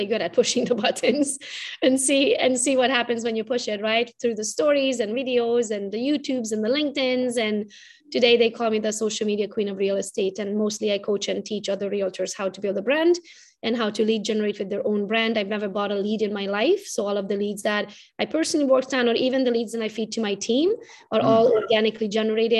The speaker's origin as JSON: {"language": "English", "country": "Romania", "tie": "born or raised there", "second_language": "English", "moved": "as an adult", "lives_now": "Michigan, United States", "said": "I was raised in Romania"}